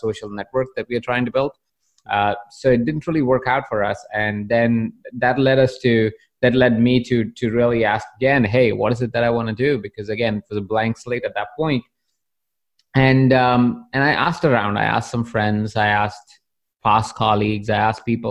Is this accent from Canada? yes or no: no; Jaipur, Rajasthan, India; I was born in the small town of Jaipur in India about several years ago